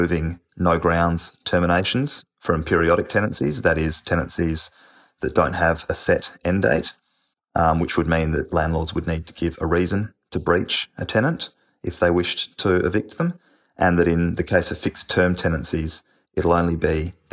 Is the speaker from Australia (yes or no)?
yes; Western Australia, Australia; my home state of Western Australia